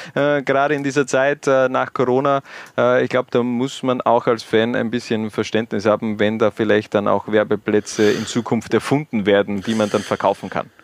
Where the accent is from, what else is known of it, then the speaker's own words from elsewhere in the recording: Styria, Austria; als Steirer